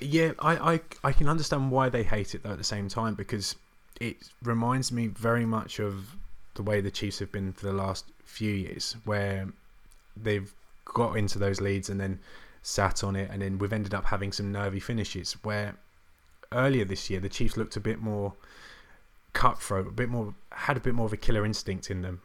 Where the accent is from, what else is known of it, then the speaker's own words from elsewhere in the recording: England, United Kingdom; being English